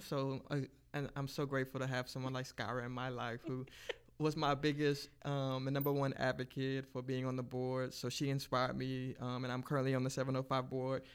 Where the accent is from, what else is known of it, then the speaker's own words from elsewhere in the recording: Lake Charles, Louisiana, United States; now in Lafayette, United States; I'm actually originally from Lake Charles